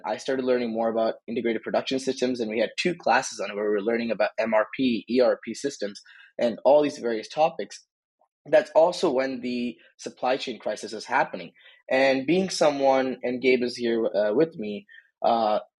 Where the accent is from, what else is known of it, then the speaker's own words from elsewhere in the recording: Boston, Massachusetts, United States; moved away as an adult; now in Indiana, United States; I'm from Boston, Massachusetts originally